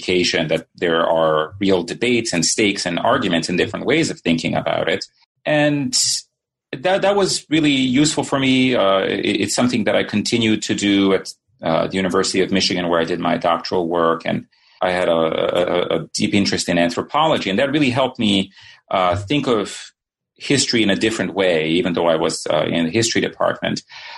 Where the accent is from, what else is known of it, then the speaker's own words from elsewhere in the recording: Sarajevo, Federation of Bosnia and Herzegovina, Bosnia & Herzegovina; also born or lived in Yugoslavia; now in United States; So I guess I should say that I grew up in Sarajevo, and my family left the city in 1992 and then came eventually to the United States.